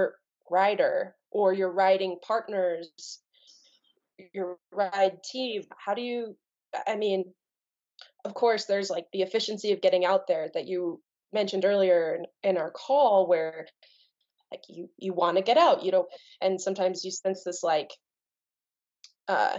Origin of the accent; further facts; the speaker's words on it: Telluride, Colorado, United States; also born or lived in Bayfield, Colorado; I was born and raised nearby. I told you I grew up in Telluride and outside of Durango in a little town called Bayfield.